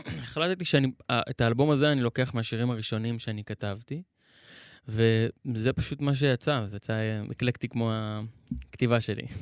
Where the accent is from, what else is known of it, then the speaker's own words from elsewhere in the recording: Be'eri, Southern District, Israel; אני נולדתי וגדלתי בקיבוץ הזה